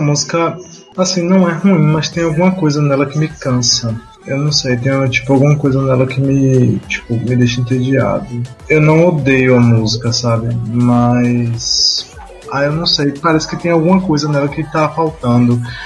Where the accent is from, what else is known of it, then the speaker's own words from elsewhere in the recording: Brazil; nós somos brasileiros